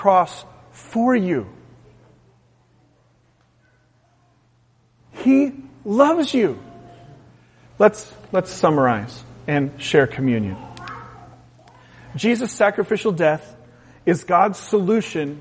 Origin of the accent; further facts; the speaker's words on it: West Coast, United States; moved away; I'm from the West Coast, a very utilitarian culture